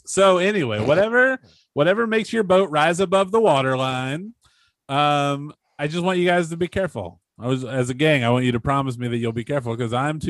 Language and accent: English; Carmel, Indiana, United States; I'm from Carmel, Indiana, okay? I'm from Carmel, Indiana.